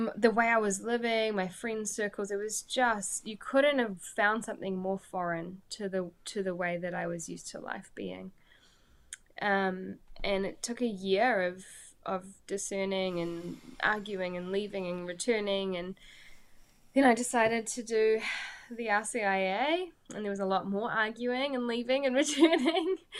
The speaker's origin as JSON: {"language": "English", "town": "Pukekohe", "region": "Auckland", "country": "New Zealand", "tie": "born or raised there", "said": "I, am from Pukekohe, so if you don't know where Pukekohe is, type it into Google and be incredibly underwhelmed. Um, but I love my little hometown"}